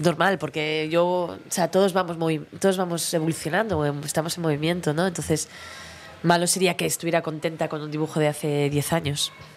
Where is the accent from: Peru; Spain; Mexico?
Spain; Vitoria, Basque Country; moved away; yo, yo soy de Vitoria